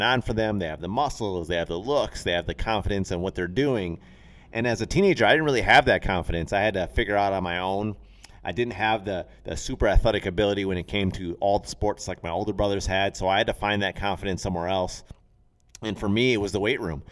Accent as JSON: {"language": "English", "town": "Racine", "region": "Wisconsin", "country": "United States", "tie": "born or raised there", "said": "we had a local gym where I grew up in Racine"}